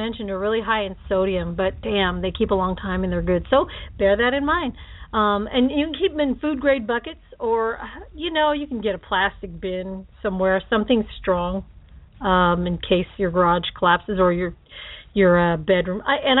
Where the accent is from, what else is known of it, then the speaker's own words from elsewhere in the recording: Philippines; I'm Filipino and I'm a Hawaiian at heart and spam, man.